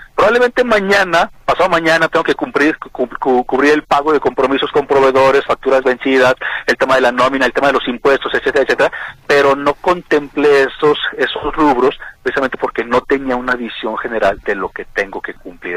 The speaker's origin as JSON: {"language": "Spanish", "country": "Mexico", "said": "nosotros como mexicanos"}